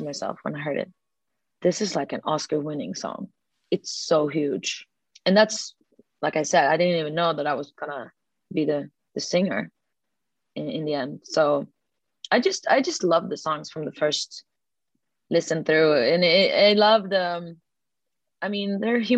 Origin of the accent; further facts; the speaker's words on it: Sweden; a girl from Sweden